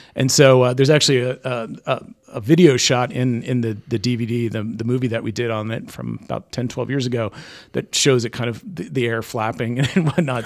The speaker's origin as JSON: {"language": "English", "town": "East Greenwich", "region": "Rhode Island", "country": "United States", "tie": "born or raised there", "said": "growing up in East Greenwich"}